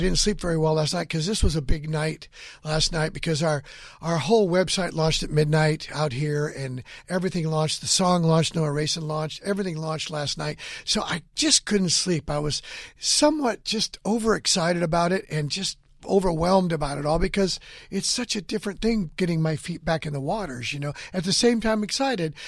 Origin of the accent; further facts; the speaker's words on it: Hanford, California, United States; moved away; I went back to my hometown of Hanford, California